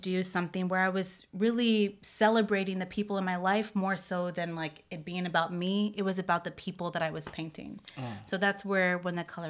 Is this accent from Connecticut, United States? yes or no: no; Florida, United States; also born or lived in Detroit; I was born in Detroit. We moved down to Florida, South Florida, when I was 3.